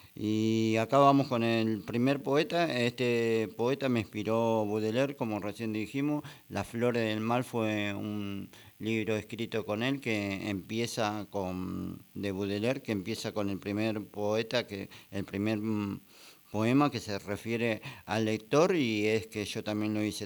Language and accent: Spanish; Ciudadela, Buenos Aires Province, Argentina; yo soy de Fuerte Apache